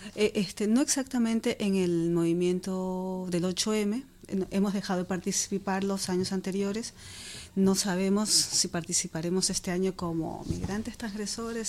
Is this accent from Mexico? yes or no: no; Ecuador; now in Madrid, Spain